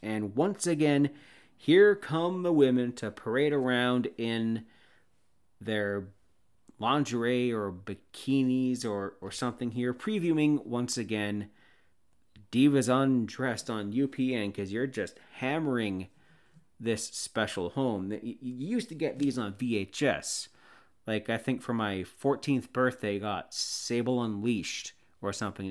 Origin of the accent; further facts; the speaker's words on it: Canada; I'm Canadian